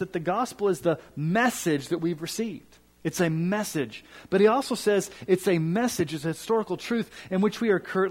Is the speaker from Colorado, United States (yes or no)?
yes; Colorado, United States; also born or lived in Kansas City, Missouri; I'm from Colorado, and I'm a huge Broncos fan